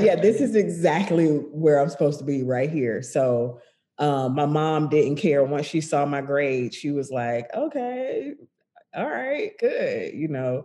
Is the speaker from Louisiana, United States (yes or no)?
no; Macon, Georgia, United States; I grew up in Macon, Georgia